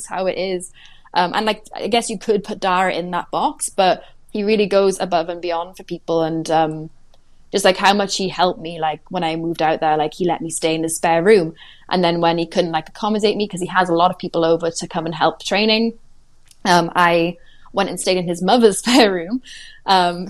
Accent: Swansea, Wales, United Kingdom; moved away as an adult; also born or lived in Cardiff; I was in Cardiff, which is only an hour from Swansea, where I'm from

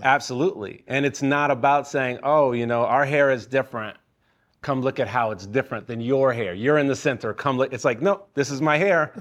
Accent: Chicago, Illinois, United States; I'm from Chicago.

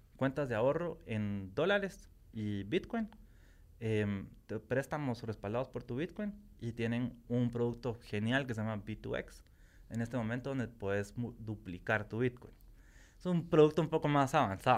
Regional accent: Guatemala; como guatemalteco

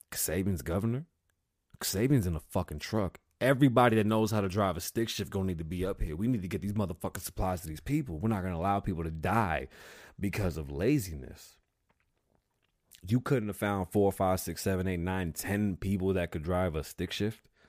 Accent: New York City, New York, United States; I was born in the Bronx.

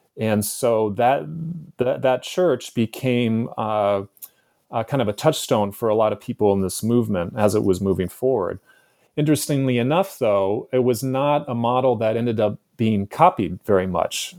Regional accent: San Francisco, California, United States; also born or lived in San Diego; my childhood growing up in San Francisco in the nineteen seventies and nineteen eighties

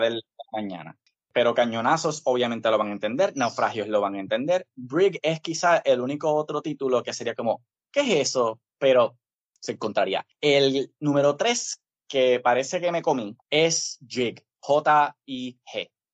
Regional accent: Isabela, Puerto Rico; also born or lived in Río Piedras, Puerto Rico / Santurce, Puerto Rico; desde los 14 hasta los 18 en Isabela

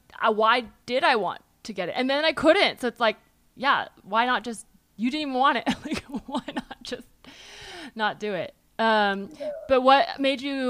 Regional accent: Palo Alto, California, United States; I remember like really wanting to get into Stanford because I was from Palo Alto

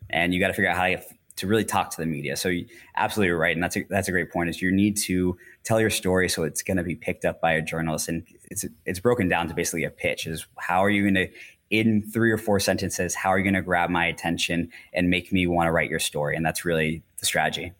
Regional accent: Orlando, Florida, United States; moved away as an adult; also born or lived in Asia; I grew up in Orlando

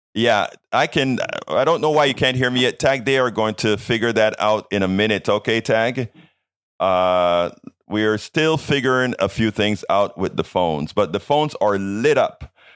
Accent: Panama; moved away; also born or lived in Brenham, Texas; I'm from Panama

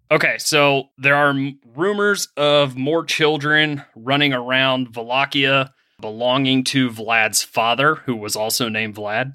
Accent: Pennsylvania, United States; moved away; I am from Pennsylvania originally

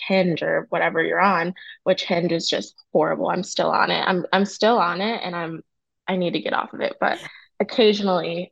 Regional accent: New Jersey, United States; now in Charlotte, United States; I'm from Jersey. We're both in Charlotte.

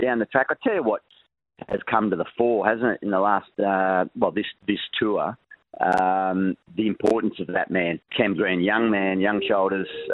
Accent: Lismore, New South Wales, Australia; moved away; I'm heading over to Lismore, my hometown, northern New South Wales

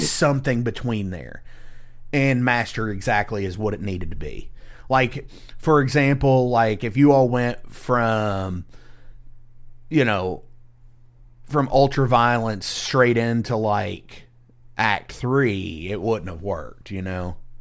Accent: Indiana, United States; I'm from Indiana

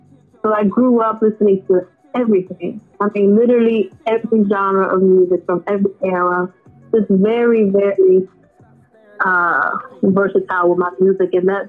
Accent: Cleveland, Ohio, United States; growing up in Cleveland is amazing. It's different. You know, we all got the struggles, but the city is dope.

